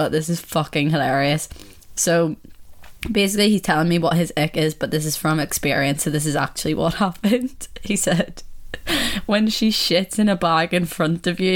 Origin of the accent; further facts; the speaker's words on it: Ireland; accent: Irish; my Irish accent